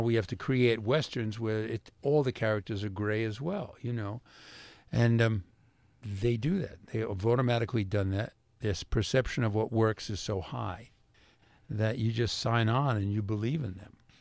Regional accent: New York City, New York, United States; I grew up in Brooklyn and we played touch football

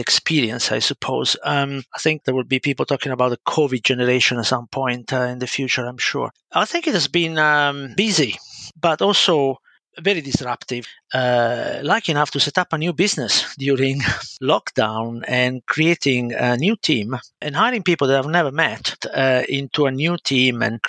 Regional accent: Milan, Lombardy, Italy; accent: Italian; English is a second language; moved away as an adult; now in United Kingdom; As you can spot from my accent, I'm Italian, but I've been living in the UK for, it's coming up to 30 years almost, so quite a while. I started as just an ordinary child in a working class family, you know, living in a council estate in Milan

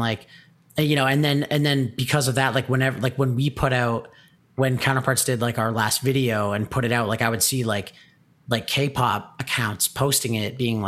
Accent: Hamilton, Ontario, Canada; we're from Hamilton, like the Hamilton scene was fucking crazy.

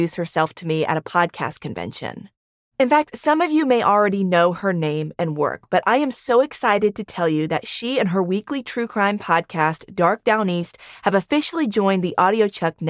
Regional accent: the South, United States; I'm from the South

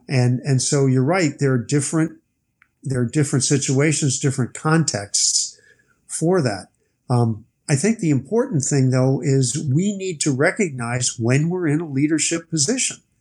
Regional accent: United States; I'm an American

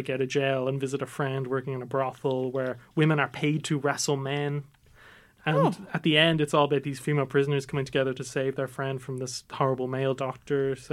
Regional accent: Ireland; also born or lived in Nigeria; So our podcast is basically a group of Irish Nigerian lads who tell their stories, growing up in Ireland as well as Nigeria, and we share our experiences with all of y'all.

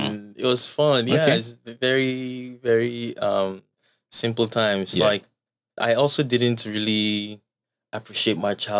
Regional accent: Bayelsa, Nigeria; also born or lived in Toronto; now in Lagos, Nigeria; I'm from Bayelsa State.

